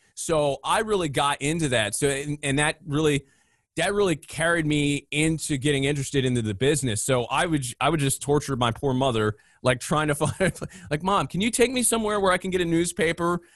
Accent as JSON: {"language": "English", "town": "Philadelphia", "region": "Pennsylvania", "country": "United States", "tie": "born or raised there", "said": "growing up in the Philadelphia area, you're right in the smack dab middle of a big sports area"}